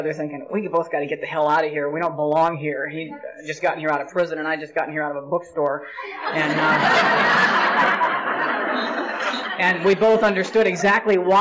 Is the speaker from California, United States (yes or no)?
yes; Glendale, California, United States; I was born in Southern California. I've lived there all my life. I was born in Glendale